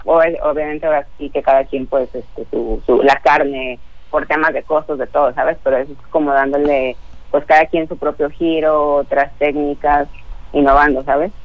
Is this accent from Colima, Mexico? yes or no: yes; Tecomán, Colima, Mexico; yo soy de Tecomán